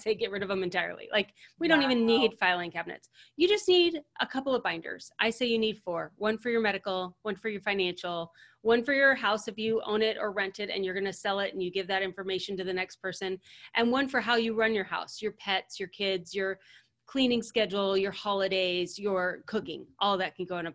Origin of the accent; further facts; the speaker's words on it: United States; So as Americans, so we are American women